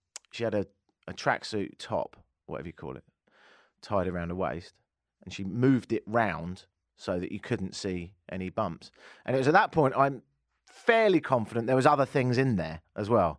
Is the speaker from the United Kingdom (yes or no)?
yes; United Kingdom; now in Toronto, Canada; I'm British